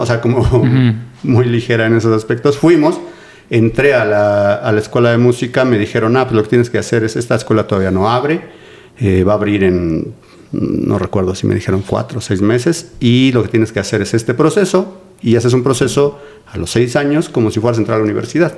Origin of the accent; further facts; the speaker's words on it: Mexico City, Mexico; soy de aquí de la Ciudad de México, de Coyoacán. Toda mi vida he vivido y he estudiado en Coyoacán